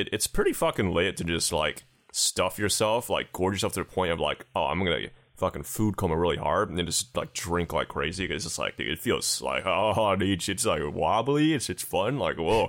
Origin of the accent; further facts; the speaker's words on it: United States; as an American